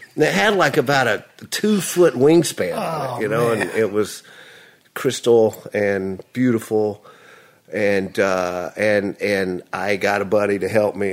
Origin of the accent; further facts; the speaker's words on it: Nashville, Tennessee, United States; I was born in Vanderbilt Hospital, Nashville.